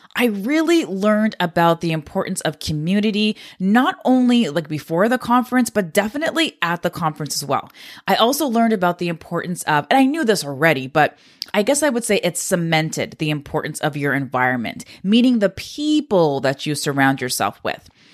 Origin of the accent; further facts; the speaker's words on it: Canada; I'm a Canadian